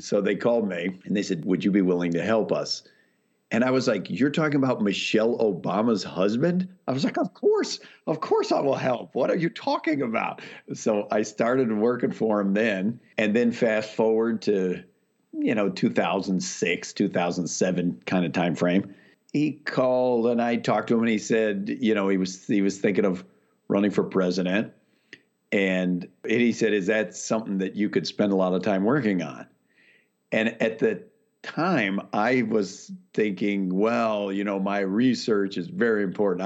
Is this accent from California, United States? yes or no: yes; Whittier, California, United States; also born or lived in Waco, Texas / Chicago; I mostly grew up out in Whittier, outside of L